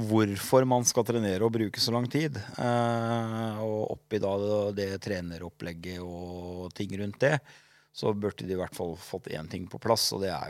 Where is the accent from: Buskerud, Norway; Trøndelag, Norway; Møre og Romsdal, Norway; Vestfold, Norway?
Trøndelag, Norway; Trondheim; now in Sandefjord, Norway; Jeg kommer helt fra Trondheim.